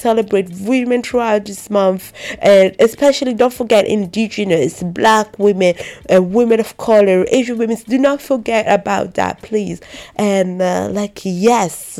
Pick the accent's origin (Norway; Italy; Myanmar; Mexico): Italy; growing up in Italy without having my grandparents